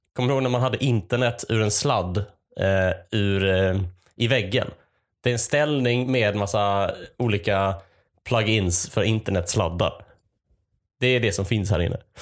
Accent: Malmö, Skåne, Sweden; moved away as an adult; also born or lived in Lund; now in Gothenburg, Sweden; jag är uppvuxen i Malmö. Jag har pluggat i Lund, numera är jag bosatt i Göteborg.

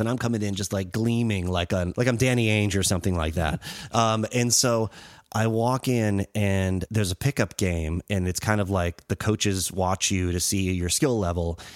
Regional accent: Western Massachusetts, United States; moved away; also born or lived in Springfield, Massachusetts / Holyoke, Massachusetts / Chicopee, Massachusetts / Longmeadow, Massachusetts; Western Mass, where I grew up

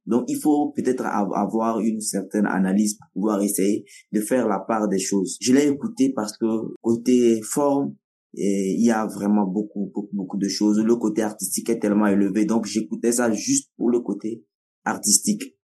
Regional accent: Kara, Kara Region, Togo; first language Nawdm; French is a second language; chez nous à Kara

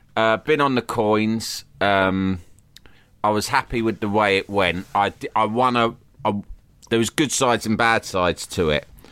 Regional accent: London, United Kingdom; I grew up in London

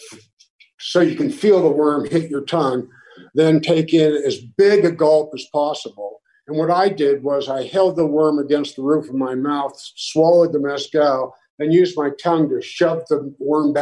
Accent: Pittsburgh, Pennsylvania, United States; moved away as an adult

